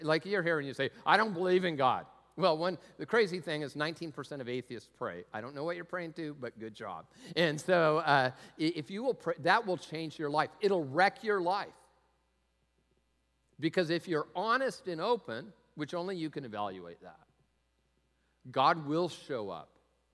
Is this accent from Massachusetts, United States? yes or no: no; Tacoma, Washington, United States; I grew up in Tacoma